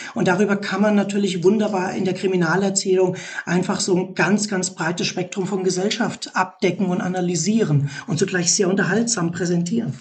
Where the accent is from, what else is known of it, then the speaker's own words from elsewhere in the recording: Germany; Bei uns in Deutschland